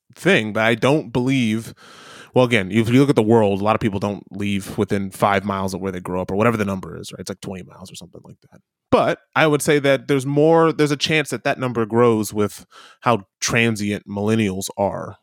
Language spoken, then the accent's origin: English; Midwest, United States; accent: Midwestern; moved away as an adult; now in New Zealand; almost stereotypically American, given my Midwestern accent.